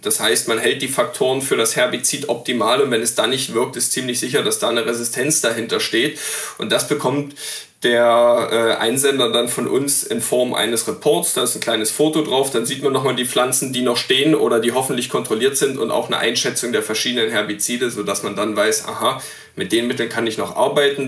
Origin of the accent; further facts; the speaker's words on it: East Saxony, Germany; in meiner Heimat in, in Ostsachsen